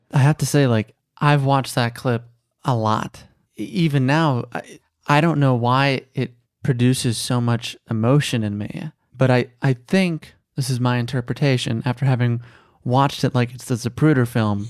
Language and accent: English; Chicago, Illinois, United States; now in Los Angeles, United States; I grew up in Chicago